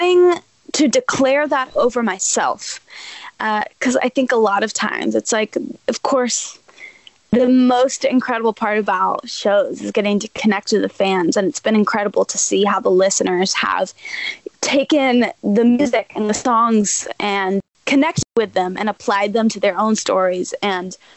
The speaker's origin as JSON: {"language": "English", "town": "Nashville", "region": "Tennessee", "country": "United States", "tie": "born or raised there", "said": "I'm born and raised in Nashville"}